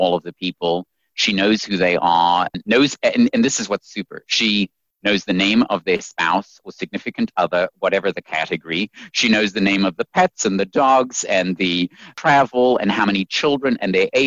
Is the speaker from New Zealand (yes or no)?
no; South Africa; also born or lived in Zimbabwe; now in United States; I was born in Zimbabwe and then raised in South Africa and then came over here to America.